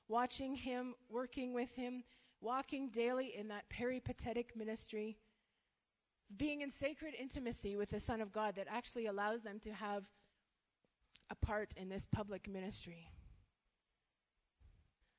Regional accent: Canada; moved away as an adult; now in Malawi; so I'm Canadian. We've been in Malawi for 4 years

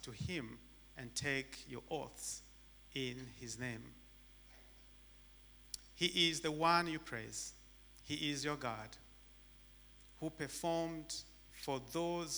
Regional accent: DR Congo; English is a second language; moved away; also born or lived in Tanzania; back in the Congo, when the English subject came, we just made noise so that the teacher can kick us out from his class

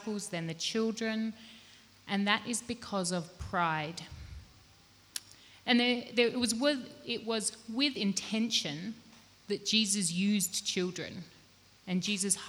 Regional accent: Australia; now in Malawi; I grew up in Australia and now I've lived in Malawi

